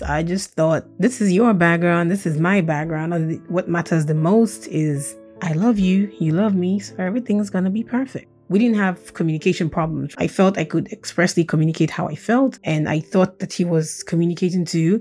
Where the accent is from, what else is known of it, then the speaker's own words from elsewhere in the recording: Nigeria; first language Russian; English is a second language; also born or lived in Saint Petersburg, Russia; now in Baltimore, United States; Growing up in Nigeria